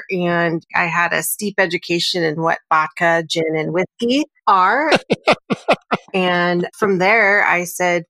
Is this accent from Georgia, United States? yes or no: no; Dillingham, Alaska, United States; moved away as an adult; now in Washington State, United States; at a couple weeks old, I was moved up to Alaska after I was born here in Washington State and lived there until I graduated from high school